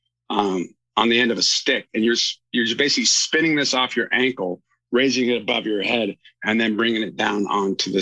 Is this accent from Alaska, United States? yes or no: yes; Alaska, United States; I grew up in Alaska playing hockey